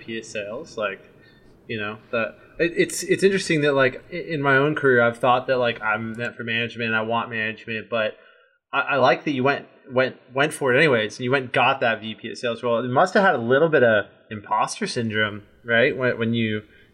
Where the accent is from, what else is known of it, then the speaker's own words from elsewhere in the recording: Redondo Beach, California, United States; where I grew up in Redondo Beach, California